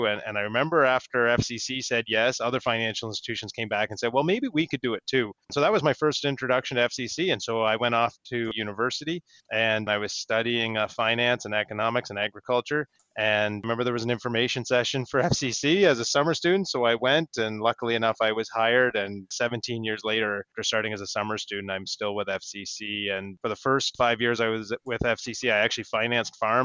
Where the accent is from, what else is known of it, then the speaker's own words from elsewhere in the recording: Northumberland County, Ontario, Canada; I grew up in Northumberland County in Ontario.